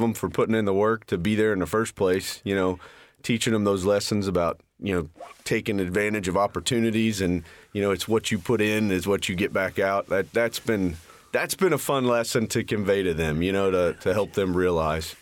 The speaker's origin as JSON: {"language": "English", "town": "Richmond", "region": "Indiana", "country": "United States", "tie": "born or raised there", "said": "I was born and raised in Richmond, Indiana. Still, still live there"}